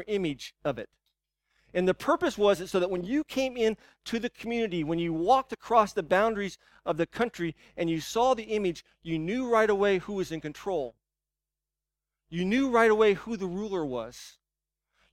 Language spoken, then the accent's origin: English; United States; as American Christians, as Western Christians